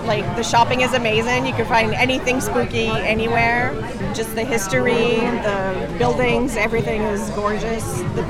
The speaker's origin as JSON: {"language": "English", "town": "Ottawa", "region": "Ontario", "country": "Canada", "said": "We're from Ottawa, Canada."}